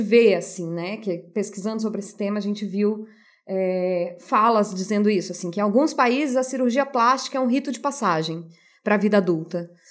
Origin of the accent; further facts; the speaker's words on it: Brazil; a gente cresce na nossa cultura brasileira